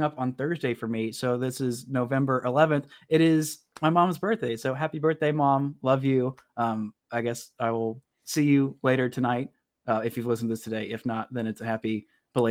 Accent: Clayton Kershaw's hometown, Texas, United States; he is from my hometown. Like, he grew up and went to the same high school that my mom went to and her parents went

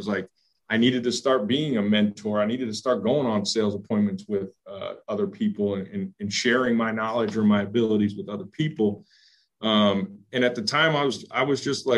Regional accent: Philadelphia, Pennsylvania, United States; moved away; also born or lived in Indiana; I grew up in Philadelphia

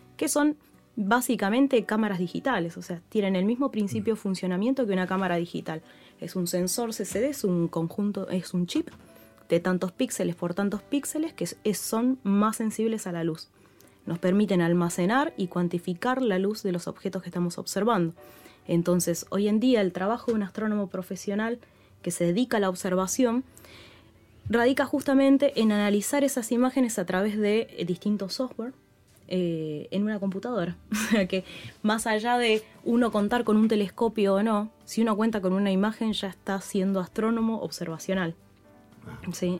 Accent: San Rafael, Mendoza, Argentina; yo soy de San Rafael Mendoza y a mí me fascinó la astronomía con el cielo de San Rafael Mendoza

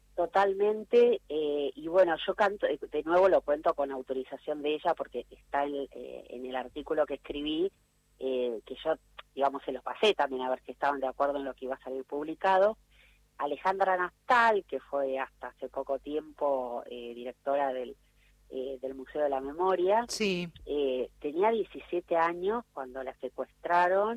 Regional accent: Argentina; en el país del ni una menos, de las luchas feministas, de leyes tan de avanzada que tenemos

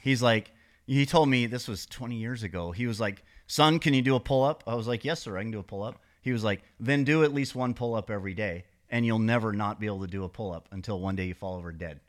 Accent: Montana, United States; moved away as an adult; also born or lived in San Diego; I grew up in Montana, but when I turned about thirty, I moved to San Diego

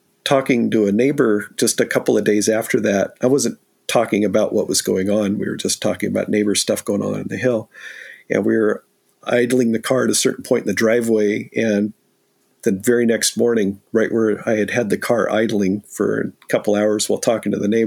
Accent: San Diego, California, United States; now in Pacific Northwest, United States; born and raised in San Diego

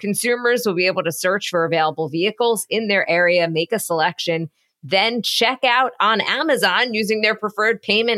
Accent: Long Island, New York, United States; From Newsday, my hometown paper

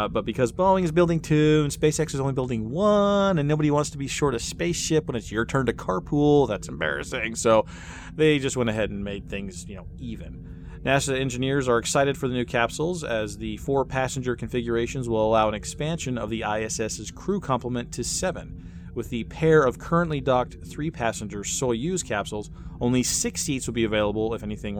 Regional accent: Kansas, United States; My home state's in pretty serious trouble

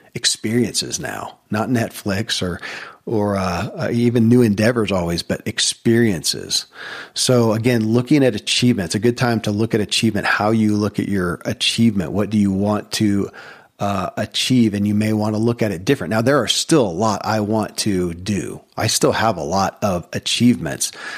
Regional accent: Kentucky, United States; born or raised there

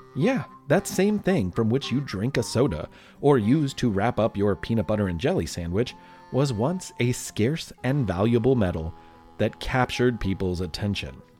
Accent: Louisville, Kentucky, United States; my hometown of Louisville, Kentucky

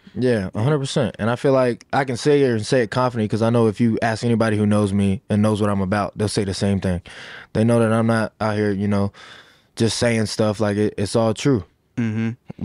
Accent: Sanford, Florida, United States; that's the city I'm from. That's the city where I feel like I was made to be the man I am today

